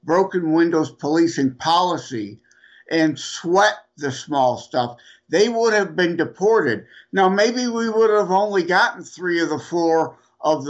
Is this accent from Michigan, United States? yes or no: yes; Detroit, Michigan, United States; I'm from Detroit area